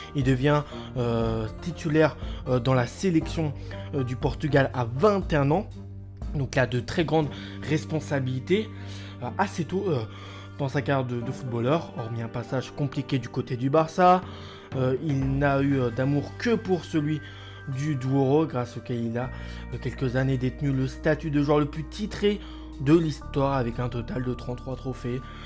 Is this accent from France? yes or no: yes; France; en tant que Français